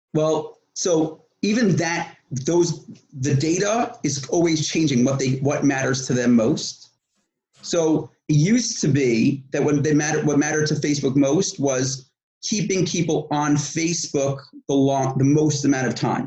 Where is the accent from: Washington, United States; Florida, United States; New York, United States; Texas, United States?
New York, United States; moved away as an adult; now in Israel; I was born in New York, and at 21 years old, I moved to Israel